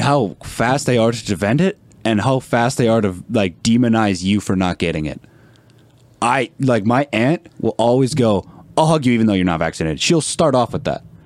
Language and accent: English; Canada; as a Canadian